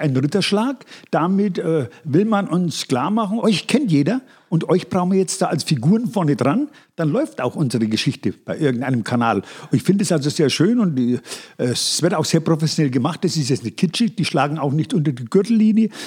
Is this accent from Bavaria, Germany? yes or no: yes; Upper Franconia, Bavaria, Germany; accent: Upper Franconian; Unsere Dialekte unterscheiden sich nur gering. Du bist Mittelfranke, ich bin Oberfranke.